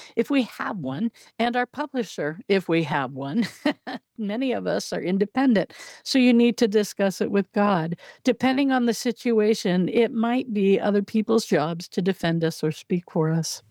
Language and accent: English; Southern Oregon, United States; moved away as an adult; also born or lived in Illinois; I grew up in Southern Oregon, and we very seldom got snowfall